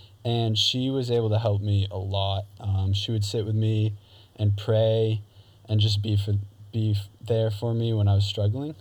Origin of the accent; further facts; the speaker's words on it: Newton, New Hampshire, United States; also born or lived in Beverly, Massachusetts / Rowley, Massachusetts; we moved to the house that I still live in now, as the time of recording this, in Newton, New Hampshire. So I grew up